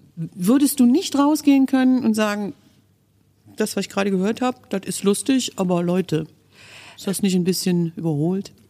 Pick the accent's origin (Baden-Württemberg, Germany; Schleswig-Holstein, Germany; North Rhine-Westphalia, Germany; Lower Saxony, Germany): North Rhine-Westphalia, Germany; Kerpen; also born or lived in Brühl; ich bin in Brühl geboren, ja, aber ich komme aus Balkhausen. Das ist ein kleiner Stadtteil von Mittler, also vom, von der Stadt Kerpen.